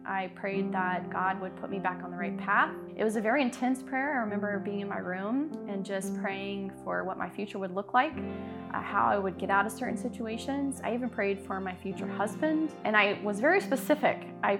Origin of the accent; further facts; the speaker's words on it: the South, United States; moved away as an adult; now in Des Moines, United States; timing took me to Des Moines, Iowa, when I was from the South, to marry an Italian.